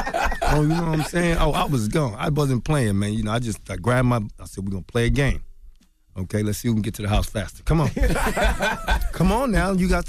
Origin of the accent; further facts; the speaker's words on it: Philadelphia, Pennsylvania, United States; You know, because growing up in Philly, we have a different thing.